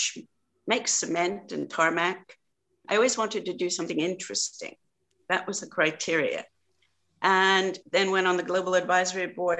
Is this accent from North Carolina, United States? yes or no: no; New York, United States; moved away as an adult; also born or lived in Paris; now in United Kingdom; I am an American from New York State.